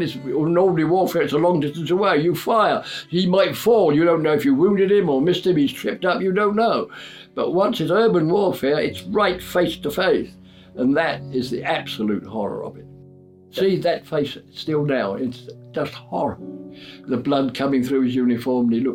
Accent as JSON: {"language": "English", "region": "London", "country": "United Kingdom", "tie": "born or raised there", "moved": "yes", "lives_now": "Whitstable, United Kingdom", "said": "I was born in London in 1922"}